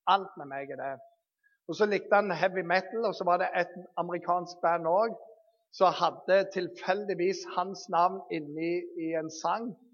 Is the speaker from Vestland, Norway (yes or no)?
yes; Bergen, Vestland, Norway; Jeg er født i Bergen